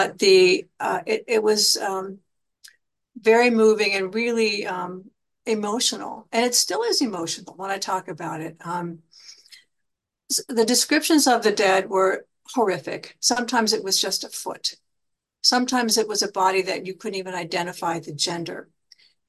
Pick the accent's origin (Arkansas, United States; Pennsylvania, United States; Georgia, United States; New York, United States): Pennsylvania, United States; Johnstown; I'm from Johnstown, Pennsylvania